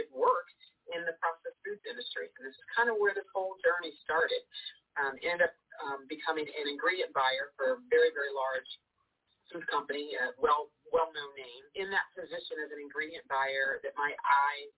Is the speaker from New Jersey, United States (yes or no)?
no; Cincinnati, Ohio, United States; I was born and raised in Cincinnati, Ohio, so I'm a Midwestern girl.